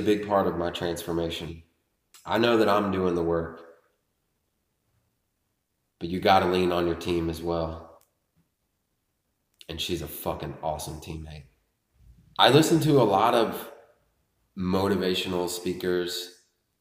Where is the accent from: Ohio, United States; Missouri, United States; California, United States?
Ohio, United States; Lebanon; also born or lived in Richmond, Indiana; we moved to Lebanon, Ohio when I was 5